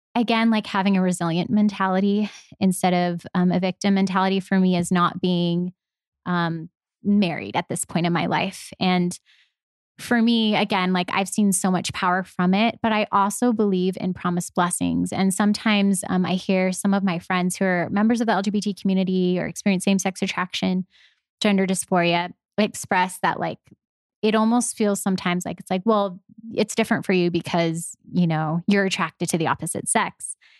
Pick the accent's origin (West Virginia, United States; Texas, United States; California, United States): California, United States; Los Angeles; I'm from Los Angeles